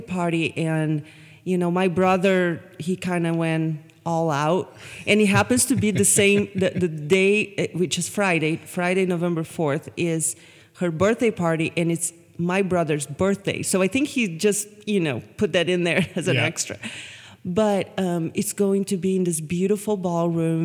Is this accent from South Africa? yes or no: no; Brazil; now in United States